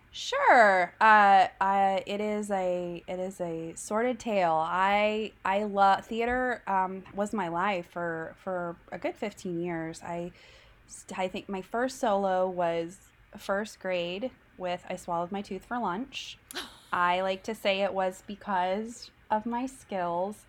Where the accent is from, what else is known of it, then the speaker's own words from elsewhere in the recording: Tulsa, Oklahoma, United States; my hometown of Tulsa